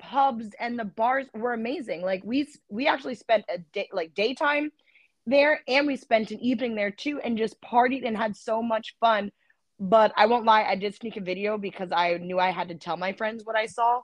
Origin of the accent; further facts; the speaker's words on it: Canada; We're Canadian.